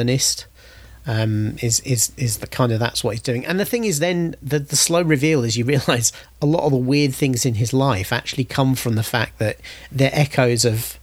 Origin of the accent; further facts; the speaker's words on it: United Kingdom; I'm British.